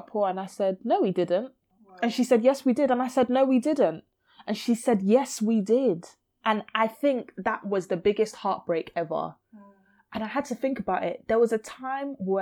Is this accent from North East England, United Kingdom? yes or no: no; London, United Kingdom; I grew up in Brixton. I still live in Brixton